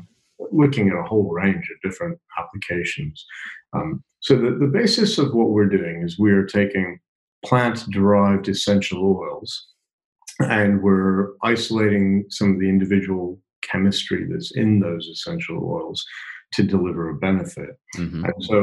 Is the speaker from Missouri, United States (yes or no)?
yes; Kansas City, Missouri, United States; Yeah, no, I grew up in Kansas City.